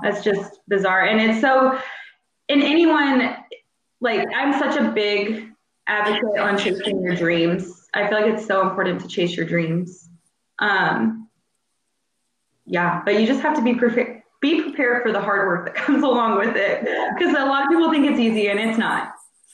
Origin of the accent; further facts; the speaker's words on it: New Orleans, Louisiana, United States; I was born in New Orleans